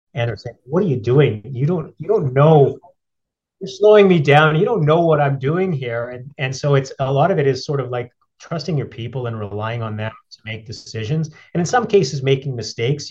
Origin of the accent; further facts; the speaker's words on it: Edmonton, Alberta, Canada; moved away; also born or lived in Yellowknife; I grew up in Edmonton